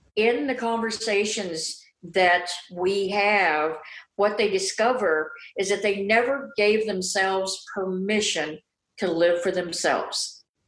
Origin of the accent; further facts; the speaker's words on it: Midwest, United States; I grew up in the Midwest, and there was a lot of prejudice there